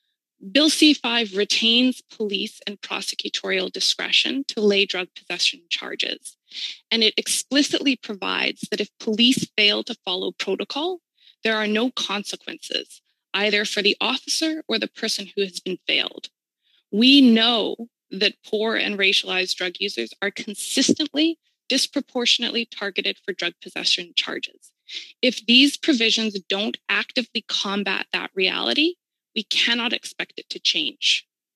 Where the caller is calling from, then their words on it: Vancouver, British Columbia, Canada; I'm joining you from Vancouver, BC, on the stolen lands of the Musqueam, Squamish, and Tsleil-Waututh Nations.